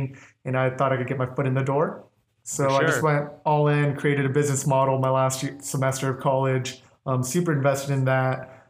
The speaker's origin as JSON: {"language": "English", "area": "Orange County", "region": "California", "country": "United States", "tie": "born or raised there", "moved": "as an adult", "lives_now": "Phoenix, United States", "said": "I was born and raised in Orange County, California. That's where I grew up."}